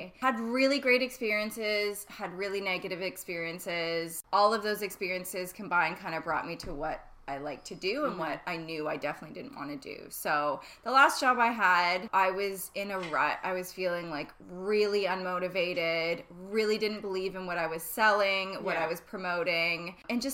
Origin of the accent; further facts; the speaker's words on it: Ontario, Canada; moved away as an adult; now in Vancouver, Canada; I'm originally from Ontario. I moved here about 5 years ago now